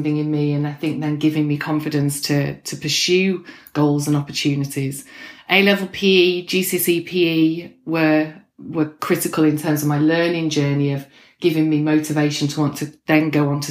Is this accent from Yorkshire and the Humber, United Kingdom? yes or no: yes; Pontefract, Yorkshire and the Humber, United Kingdom; My identity, I think, is probably really grounded in being born and bred in Yorkshire